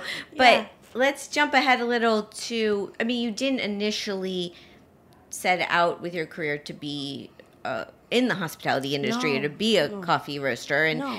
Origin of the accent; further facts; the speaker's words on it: Miami, Florida, United States; I grew up in Miami.